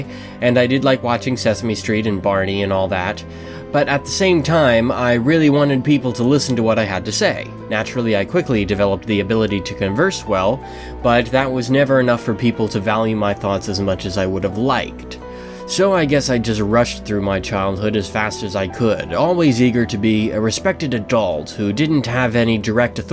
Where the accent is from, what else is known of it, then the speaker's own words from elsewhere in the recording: Delaware, United States; I was born and raised in Delaware, and I'm the oldest of five.